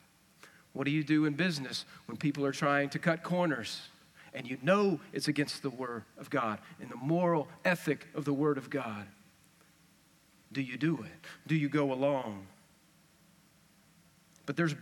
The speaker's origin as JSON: {"language": "English", "region": "West Texas", "country": "United States", "accent": "West Texas", "said": "that's West Texas stuff"}